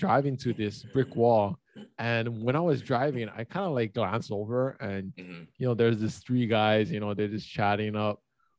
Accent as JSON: {"language": "English", "region": "Hawaii", "country": "United States", "tie": "born or raised there", "said": "for someone who's been growing up in Hawaii"}